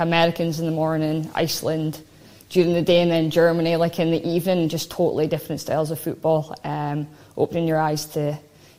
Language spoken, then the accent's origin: English; Portlethen, Scotland, United Kingdom; I grew up in Portlethen and I went to Fisher Moss Primary.